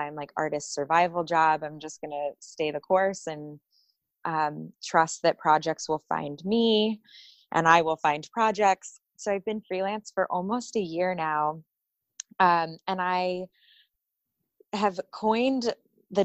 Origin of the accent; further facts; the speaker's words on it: Folsom, California, United States; moved away; I grew up in California outside of Sacramento